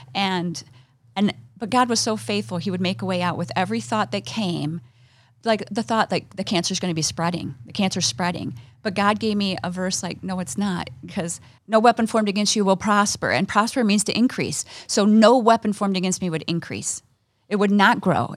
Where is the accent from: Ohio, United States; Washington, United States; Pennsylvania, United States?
Ohio, United States; now in Michigan, United States; We grew up in Ohio